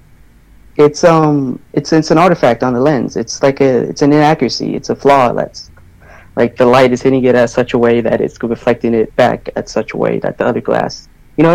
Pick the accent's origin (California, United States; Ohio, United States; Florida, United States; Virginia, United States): California, United States; I'm from California